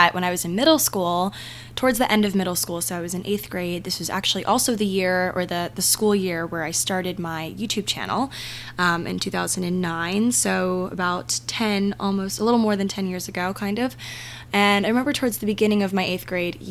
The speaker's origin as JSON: {"language": "English", "region": "Maryland", "country": "United States", "tie": "born or raised there", "said": "my hometown in Maryland"}